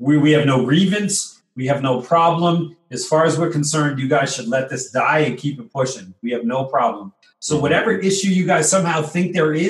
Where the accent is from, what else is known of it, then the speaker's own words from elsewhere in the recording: New York, United States; we're from New York